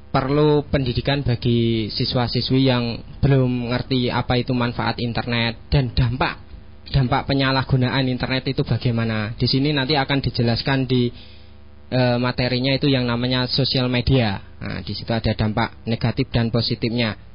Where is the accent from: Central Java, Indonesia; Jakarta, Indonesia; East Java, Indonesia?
East Java, Indonesia; Bojonegoro; Asli dari Ngeraseh, Dender Bojonegoro.